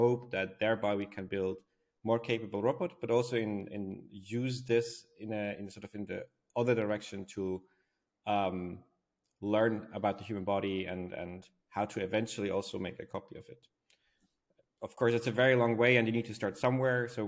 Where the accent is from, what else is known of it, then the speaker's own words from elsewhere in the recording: Switzerland; from where I was born in Switzerland, it's a very beautiful country